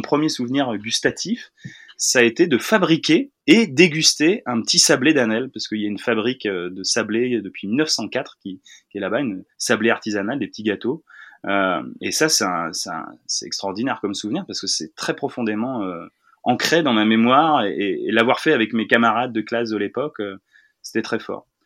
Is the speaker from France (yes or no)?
yes; Tourville-sur-Odon, Normandy, France; je suis originaire de Tourville-sur-Odon, dans le Calvados